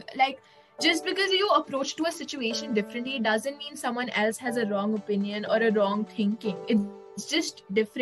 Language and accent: English; India; being an Indian